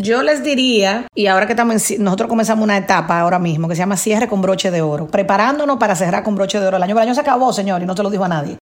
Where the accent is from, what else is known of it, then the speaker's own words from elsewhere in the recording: Dominican Republic; Venimos, acuérdense, de una cultura como dominicanos y latinoamericanos, de, joseo